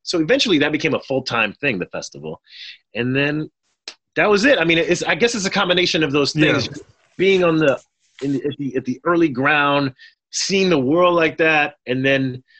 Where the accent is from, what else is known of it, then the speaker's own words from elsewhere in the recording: Haiti; I'm in the south of France. I'm from Haiti, but I've never been to France before, I don't think at the time.